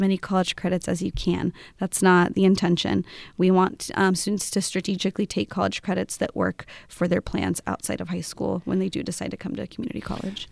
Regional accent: Amity, Oregon, United States; I grew up in an Amity area, so I come from Amity High School

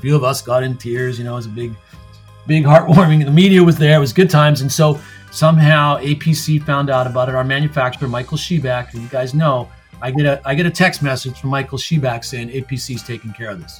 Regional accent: Canada; what makes Canadians different? You know, why are we

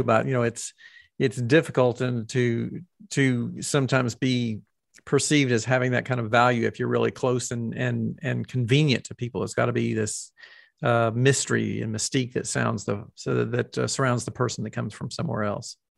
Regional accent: the South, United States; accent: Southern; me having a Southern accent

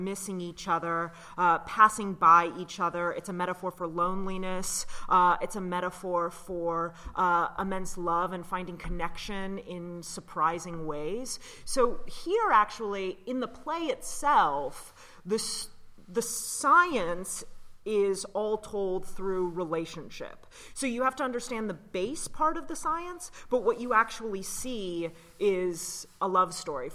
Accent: Raleigh, North Carolina, United States; I grew up in Raleigh, North Carolina

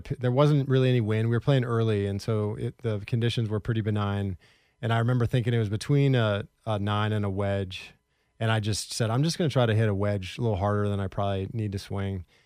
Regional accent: Portland, Oregon, United States; also born or lived in Orlando; I grew up in Southeast Portland

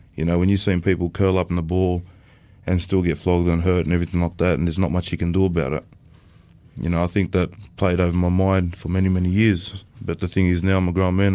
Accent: Sydney, New South Wales, Australia; also born or lived in Sunshine Coast; I come from um, a place called Bankstown, based in Sydney. I was raised up around that area for the first part of my childhood, up until teenage years.

